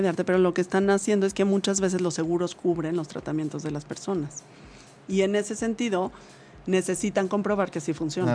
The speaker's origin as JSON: {"language": "Spanish", "country": "Mexico", "said": "esa es una misión que tenemos como mexicanos"}